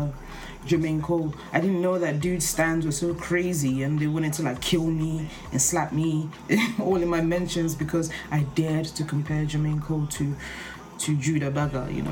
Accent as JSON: {"language": "English", "country": "Nigeria", "said": "I'm Nigerian"}